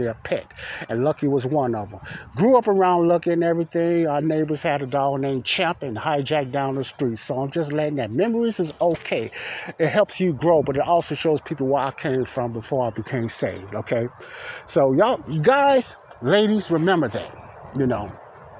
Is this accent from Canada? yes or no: no; Chicago, Illinois, United States; Today's Ada Park that I grew up in is different than yesteryear's Ada Park